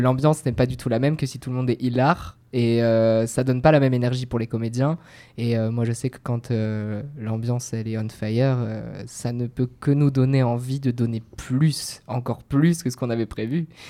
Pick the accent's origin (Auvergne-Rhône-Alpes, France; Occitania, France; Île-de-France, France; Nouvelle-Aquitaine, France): Nouvelle-Aquitaine, France; Bordeaux; moved away; moi je suis bordelais de souche